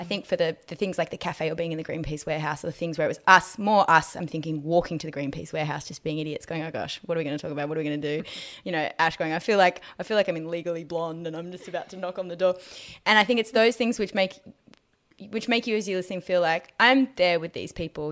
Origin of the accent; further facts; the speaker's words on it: Australia; growing up in Australia